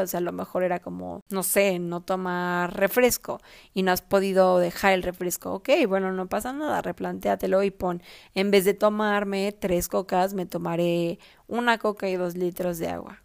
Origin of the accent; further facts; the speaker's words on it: Mexico; also born or lived in Mexico City; yo antes vivía en mi ciudad natal de toda la vida